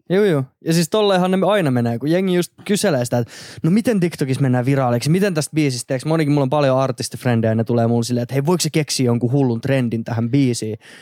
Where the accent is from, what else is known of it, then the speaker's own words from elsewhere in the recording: Turku, Southwest Finland, Finland; now in Helsinki, Finland; mä oon siis Turusta kotoisin alun perin